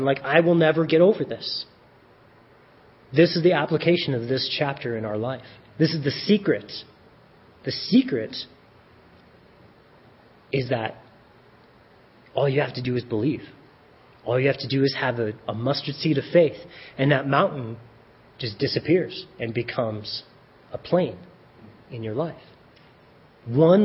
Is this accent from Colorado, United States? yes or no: yes; Colorado Springs, Colorado, United States; now in Centennial, United States; I grew up in Colorado Springs.